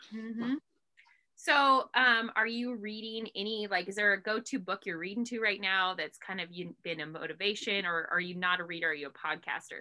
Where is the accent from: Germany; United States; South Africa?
United States; Harrison, Idaho; I grew up, I grew up in Harrison